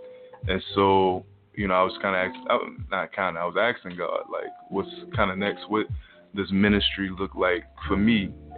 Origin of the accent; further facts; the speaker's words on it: New Orleans, Louisiana, United States; now in Tulsa, United States; New Orleans.